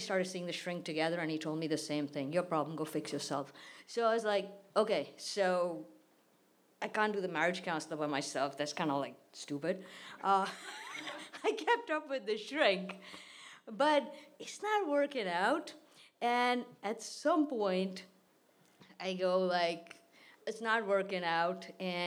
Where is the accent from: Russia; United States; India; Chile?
India; moved away; my childhood, my life in India